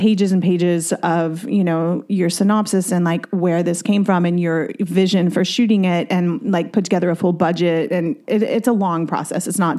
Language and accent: English; Garland, Texas, United States; It was based on my life as a teen growing up in Garland, Texas, which is like a suburb of Dallas. It's not tiny, but it's not progressive by any means. And so I grew up there and was living on my own at 15